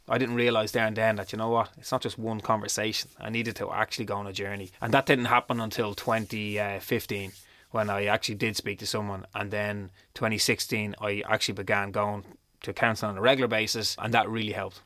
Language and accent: English; Dublin, Leinster, Ireland; all I wanted to do was go home. I wanted to come home to Dublin.